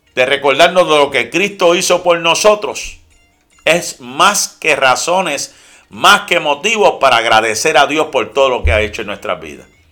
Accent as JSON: {"language": "Spanish", "country": "Puerto Rico", "moved": "yes"}